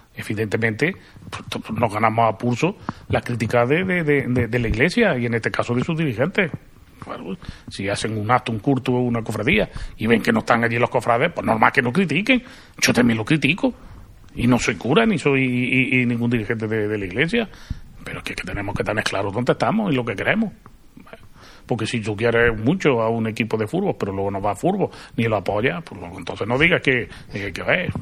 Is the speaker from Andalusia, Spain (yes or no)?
yes; Arjona, Andalusia, Spain; now in Jaén, Spain; no soy de aquí de Jaén, soy de Arjona